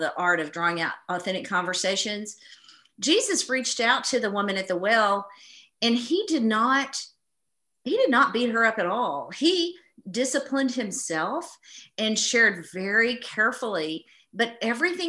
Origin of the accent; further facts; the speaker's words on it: East Texas, United States; I grew up in East Texas, where, you know, we're surrounded by, it's the Bible Belt.